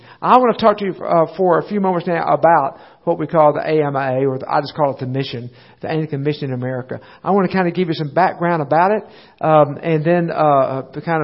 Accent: United States; also born or lived in El Paso, Texas / Little Rock, Arkansas; I grew up in a similar type of body in the United States

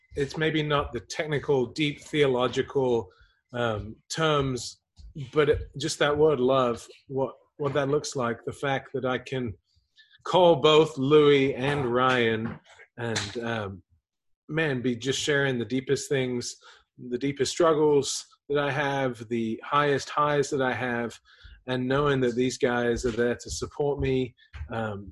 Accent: England, United Kingdom; moved away; also born or lived in Houston; I grew up in England.

